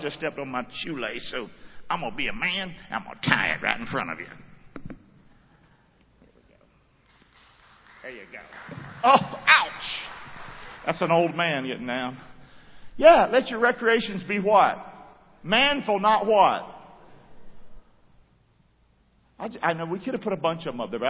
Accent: United States; as an American.

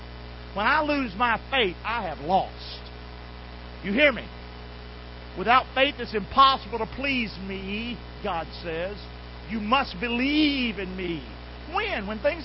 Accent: Rockingham, United States; I'm from Rockingham.

